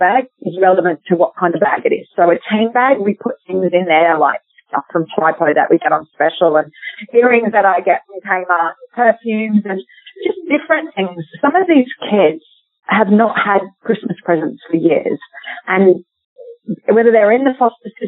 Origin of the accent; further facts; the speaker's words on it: Australia; we, as other Australian mothers